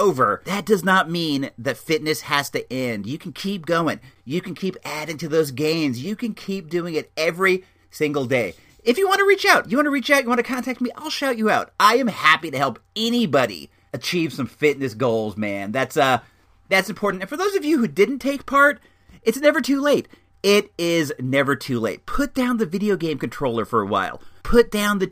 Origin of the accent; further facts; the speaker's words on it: California, United States; my home state